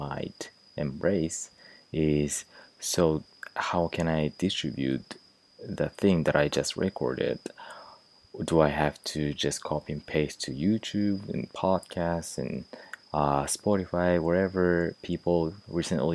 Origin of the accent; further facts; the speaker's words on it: Japan; I'm from Japan